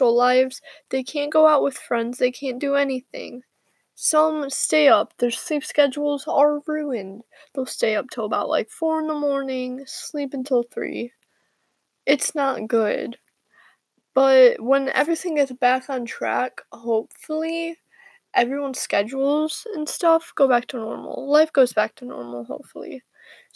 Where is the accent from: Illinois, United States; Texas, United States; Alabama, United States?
Illinois, United States; I am from Illinois